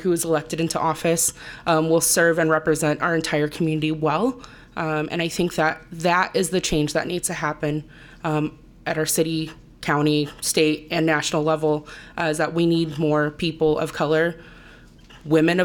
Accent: Iowa City, Iowa, United States; I grew up in Iowa City, graduated from West High and the University of Iowa, and chose to stay here

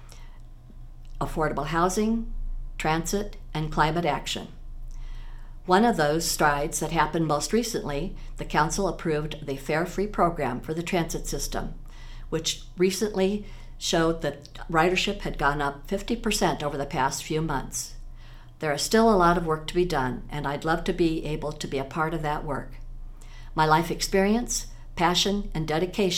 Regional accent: Des Moines, Iowa, United States; moved away as an adult; now in Iowa City, United States; I grew up in Des Moines, but I've lived in Iowa City for over 49 years

